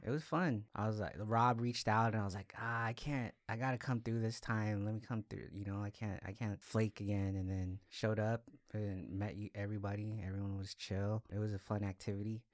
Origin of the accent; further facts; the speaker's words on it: Salinas, California, United States; moved away as an adult; also born or lived in Los Angeles, California; I'm originally from Salinas, went to high school here, like went to school here